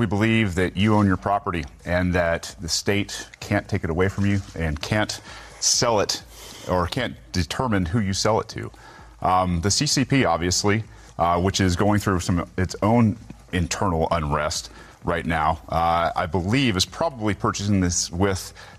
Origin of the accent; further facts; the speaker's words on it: Georgia, United States; as Georgians and as executives